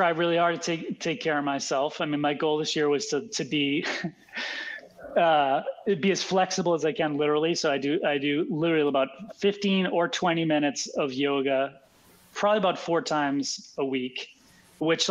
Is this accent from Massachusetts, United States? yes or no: yes; Boston, Massachusetts, United States; also born or lived in Philadelphia; I grew up in Boston